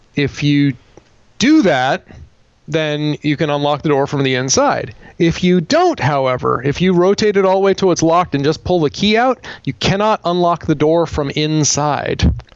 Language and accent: English; Bethel, Vermont, United States; I was a JP in in my hometown of Bethel